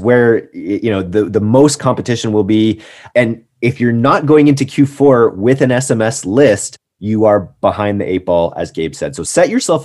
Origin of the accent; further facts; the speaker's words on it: Canada; I'm Canadian